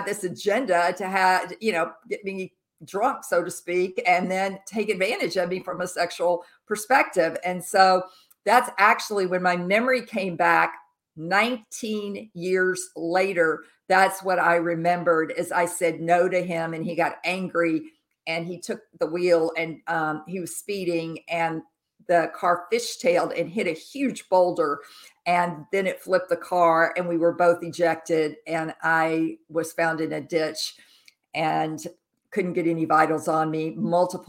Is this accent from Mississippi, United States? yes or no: yes; Jackson, Mississippi, United States; I was raised as a Southern Baptist growing up in Jackson, Mississippi, the Bible Belt